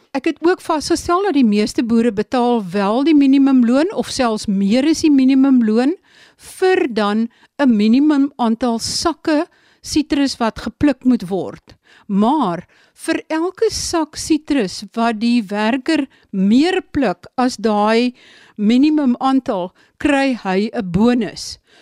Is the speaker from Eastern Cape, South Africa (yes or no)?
yes; Sundays River Valley, Eastern Cape, South Africa; die vallei waar ek vandaan kom, die Sondagsrivier vallei